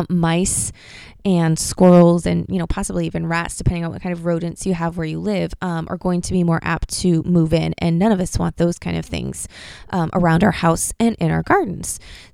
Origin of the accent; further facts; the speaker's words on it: Pacific Northwest, United States; I'm from the Pacific Northwest, and that's where we live.